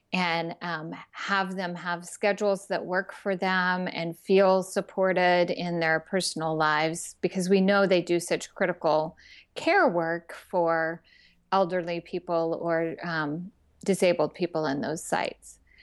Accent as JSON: {"language": "English", "region": "Texas", "country": "United States", "tie": "born or raised there", "said": "when I was a teenager growing up in Texas"}